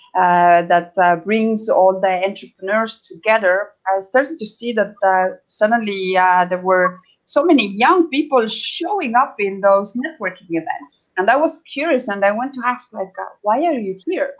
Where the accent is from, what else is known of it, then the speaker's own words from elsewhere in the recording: Estonia; now in Los Cabos, Mexico; I am from Estonia, which is previous Soviet com- uh, Soviet Union country.